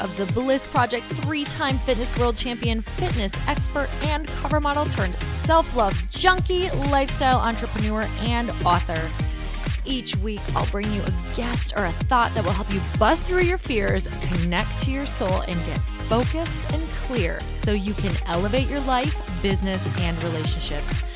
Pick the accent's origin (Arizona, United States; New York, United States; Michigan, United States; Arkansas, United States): Michigan, United States; I'm from Michigan